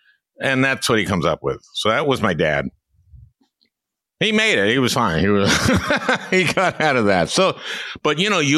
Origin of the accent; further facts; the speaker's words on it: Minnesota, United States; also born or lived in New York; I moved to Minnesota when I was 4. I'll tell you a little story. My dad was a New Yorker, but I grew up in Minnesota. We moved to Minnesota when I was 4.